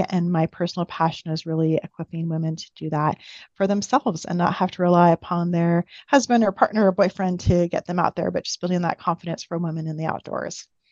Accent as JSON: {"language": "English", "area": "Pacific Northwest, just outside of the Seattle area", "region": "Washington", "country": "United States", "tie": "born or raised there", "moved": "as an adult", "lives_now": "Boise, United States", "said": "I grew up in the Pacific Northwest, just outside of the Seattle area."}